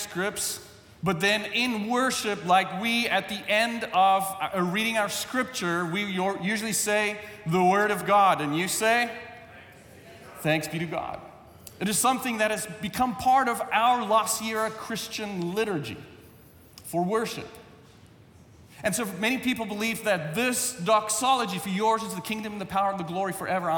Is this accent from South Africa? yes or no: yes; South Africa; English is a second language; moved away; English is my second language. When I was in South Africa